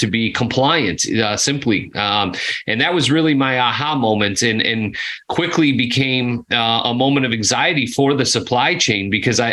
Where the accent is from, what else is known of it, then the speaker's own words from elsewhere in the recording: Chicago, Illinois, United States; moved away as an adult; now in Nashville, United States; born and raised in Chicago, one of the few guys that could actually say Chicago and mean it inside the Chicago limits